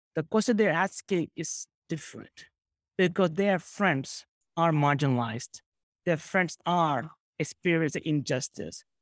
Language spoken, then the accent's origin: English; New York City, New York, United States; I grew up in South Bronx.